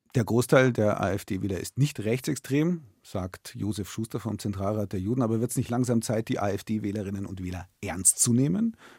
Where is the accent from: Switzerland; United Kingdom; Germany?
Germany; Bavaria; bei uns hier in Bayern